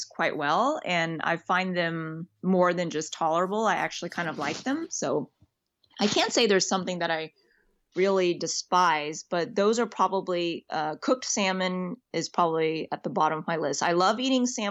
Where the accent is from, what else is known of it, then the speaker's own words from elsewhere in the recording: Texas, United States; I'm from Texas. And so I grew up eating that a lot